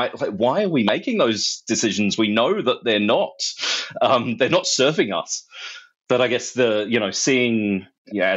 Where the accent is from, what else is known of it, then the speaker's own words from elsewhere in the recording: London, United Kingdom; moved away as an adult; now in Australia; I grew up in London